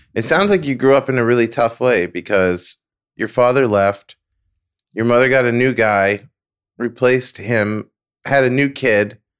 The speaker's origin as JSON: {"language": "English", "region": "New York", "country": "United States", "moved": "yes", "said": "I'm from New York"}